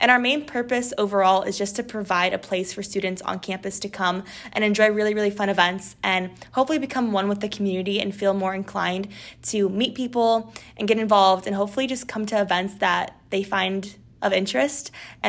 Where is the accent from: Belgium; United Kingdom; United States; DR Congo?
United States; Northern California; moved away; I'm originally from Northern California.